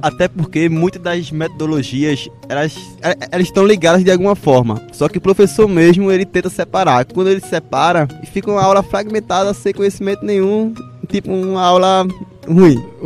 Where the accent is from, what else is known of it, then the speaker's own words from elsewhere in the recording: Northeast Region, Brazil; nós que somos aqui do Nordeste